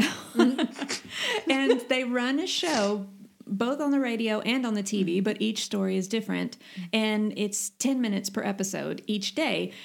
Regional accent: United States; now in Sweden; I'm the American

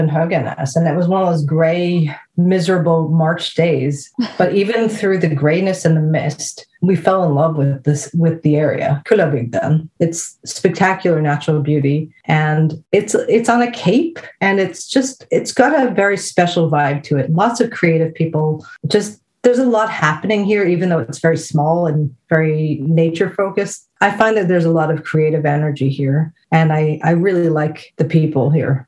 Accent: New Jersey, United States; moved away as an adult; also born or lived in Småland, Sweden / Skåne, Sweden; now in Sweden; when I grew up in New Jersey, we were always at Asbury Park

